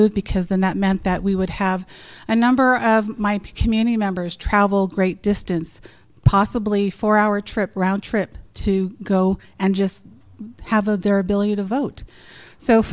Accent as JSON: {"language": "English", "area": "Monument Valley", "region": "Utah", "country": "United States", "tie": "born or raised there", "said": "I was raised in Monument Valley"}